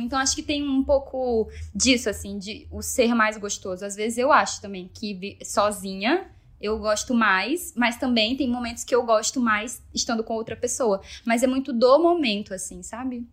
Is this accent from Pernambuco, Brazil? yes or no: no; Rio Branco, Acre, Brazil; now in São Paulo, Brazil; eu nasci no Acre, nasci na zona rural de Rio Branco